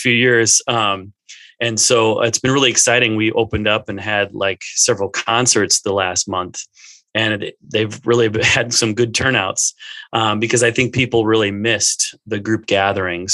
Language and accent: English; Minnesota, United States; I grew up in Minnesota